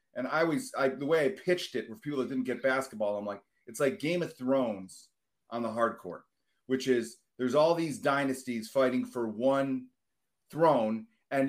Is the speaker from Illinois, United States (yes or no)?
yes; Chicago, Illinois, United States; I'm from Chicago.